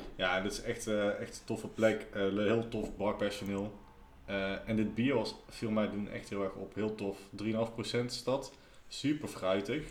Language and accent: Dutch; Nijmegen, Gelderland, Netherlands; als Nijmegenaar